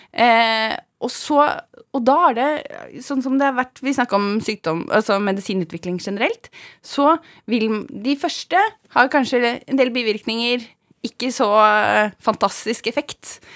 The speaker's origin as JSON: {"language": "Norwegian", "town": "Svindal", "region": "Østfold", "country": "Norway", "tie": "born or raised there", "said": "Jeg er fra Svindal, heter det. En eh, bygd i Østfold. Så jeg er fra gård. Jeg er odelsjente på en gård i Østfold"}